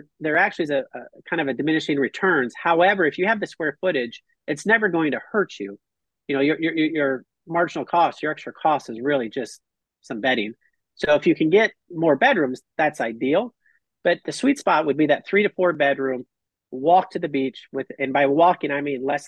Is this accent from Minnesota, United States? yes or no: yes; Minnesota, United States; now in Costa Rica; I'm from Minnesota